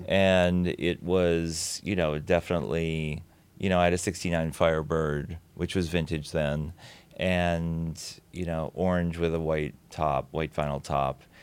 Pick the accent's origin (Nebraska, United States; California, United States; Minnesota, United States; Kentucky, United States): Minnesota, United States; Saint Paul; also born or lived in Williamsburg, Brooklyn; now in New York, United States; I grew up in Saint Paul, Minnesota, always wishing I was from Minneapolis